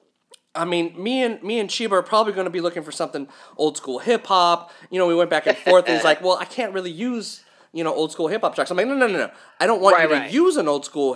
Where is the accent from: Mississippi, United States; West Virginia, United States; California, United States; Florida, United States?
California, United States; we're from California